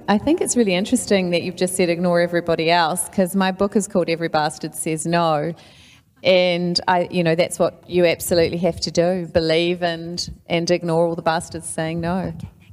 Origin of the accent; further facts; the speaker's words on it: New Zealand; as a New Zealander